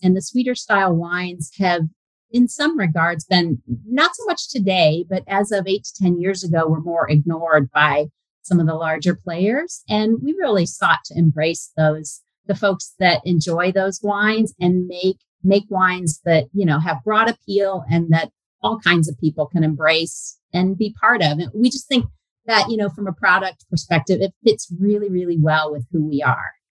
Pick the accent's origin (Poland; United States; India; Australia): United States; Fort Wayne, Indiana; I grew up in Fort Wayne, spent all my growing up years there